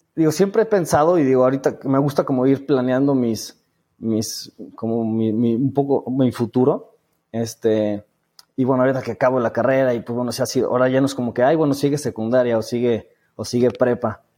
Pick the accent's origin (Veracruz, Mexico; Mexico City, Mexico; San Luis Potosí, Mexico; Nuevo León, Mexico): San Luis Potosí, Mexico; moved away as an adult; now in Guadalajara, Mexico; yo estoy en Guadalajara, digo, yo soy de San Luis Potosí, este, pero me vine a estudiar la, toda la carrera aquí